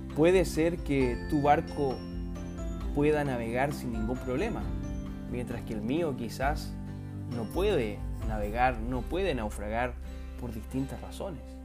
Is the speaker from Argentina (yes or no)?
no; Chile; nosotros como chilenos